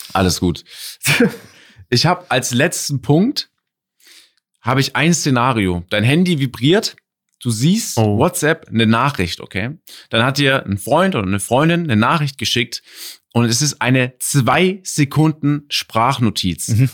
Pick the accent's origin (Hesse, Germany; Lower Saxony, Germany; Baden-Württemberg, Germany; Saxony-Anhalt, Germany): Baden-Württemberg, Germany; Stuttgart; ich komme aus Stuttgart. So, hier betont man manche Dinge anders. Ich sag auch 40 mit Ö gefühlt